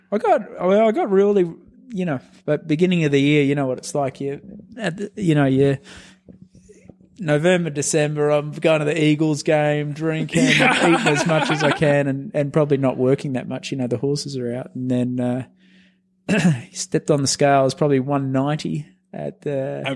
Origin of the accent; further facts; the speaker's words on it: Australia; moved away as an adult; also born or lived in Unionville, Pennsylvania; now in United States; I came over from Australia